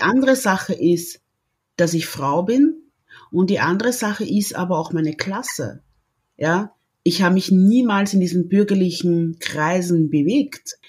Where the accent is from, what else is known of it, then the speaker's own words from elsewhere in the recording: Austria; also born or lived in Congo; ich bin Österreicherin mit, mit stolzen kongolesischen Wurzeln